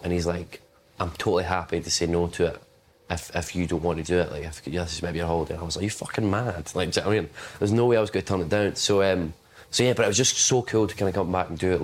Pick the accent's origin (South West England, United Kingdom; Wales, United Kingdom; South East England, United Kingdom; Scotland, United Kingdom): Scotland, United Kingdom; West Lothian; also born or lived in Glasgow; I was born in Glasgow. So I was born, like, I'd say 10 minutes from there. I lived there for, like, 4 years. Then I moved out to a place called West Lothian, which is, like, closer to Edinburgh